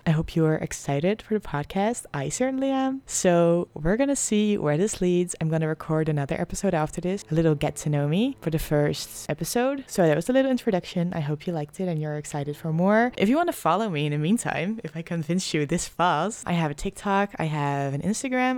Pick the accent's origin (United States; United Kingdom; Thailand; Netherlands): Netherlands; English is a second language; I am from the Netherlands. I'm Dutch, so please excuse my accent.